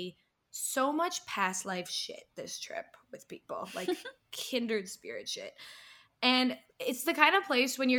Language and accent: English; Massachusetts, United States; we're from Massachusetts